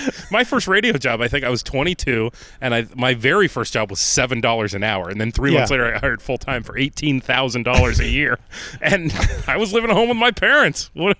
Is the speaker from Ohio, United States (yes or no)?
yes; Ohio, United States; now in Rochester, United States; I'm from Ohio